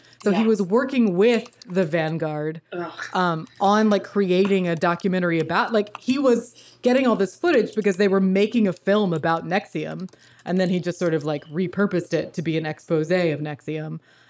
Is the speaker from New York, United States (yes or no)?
yes; New York, United States; So as a New Yorker, it is my duty to name one of New York State's very own cults